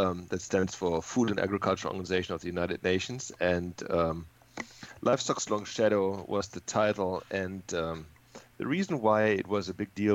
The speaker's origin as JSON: {"language": "English", "country": "Germany", "tie": "born or raised there", "also_born_or_lived": "Texas", "moved": "as an adult", "lives_now": "California, United States", "said": "I'm a native from Germany, and when I was 27 I moved from Germany to Texas"}